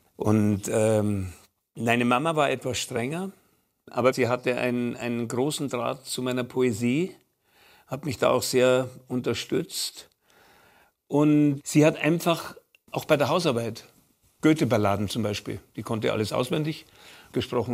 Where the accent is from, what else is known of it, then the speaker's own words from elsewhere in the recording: Munich, Bavaria, Germany; bei uns zu Hause in München am Marianenplatz in unserer Wohnung